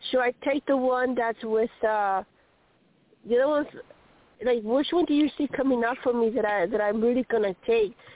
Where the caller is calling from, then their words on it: Colorado, United States; Um, Church